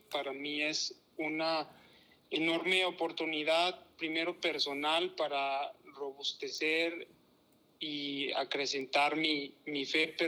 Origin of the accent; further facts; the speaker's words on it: San Juan de los Lagos, Jalisco, Mexico; yo soy originario de una ciudad que se llama San Juan de los Lagos, en el estado de Jalisco. Es una ciudad pequeña, apenas va llegando a los 100.000 habitantes